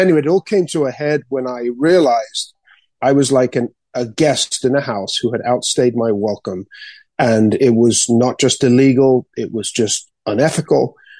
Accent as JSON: {"language": "English", "country": "Spain", "tie": "born or raised there", "also_born_or_lived": "England", "said": "growing up in Spain as an English person, I was exposed to a lot of the anti-American like propaganda."}